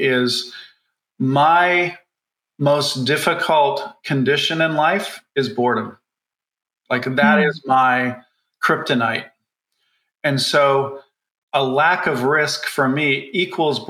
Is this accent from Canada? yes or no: yes; Canada; I grew up in Canada in a town that was highly, highly unionized